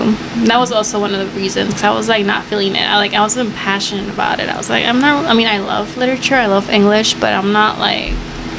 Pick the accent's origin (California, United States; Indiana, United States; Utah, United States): California, United States; Los Angeles; I am Mexican-American, born and raised in South LA.